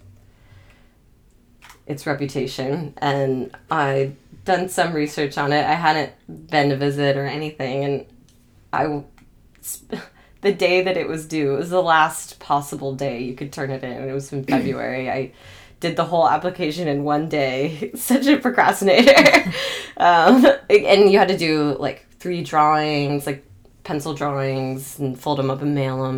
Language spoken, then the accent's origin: English; Atlanta, Georgia, United States; also born or lived in Chicago; my hometown